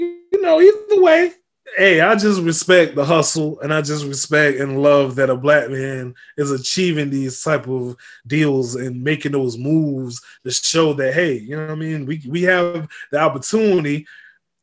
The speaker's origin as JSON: {"language": "English", "town": "Tampa", "region": "Florida", "country": "United States", "tie": "born or raised there", "said": "my hometown, Tampa, Florida"}